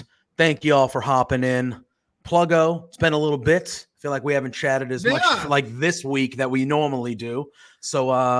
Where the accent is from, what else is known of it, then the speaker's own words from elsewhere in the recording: Massachusetts, United States; I'm obviously from Massachusetts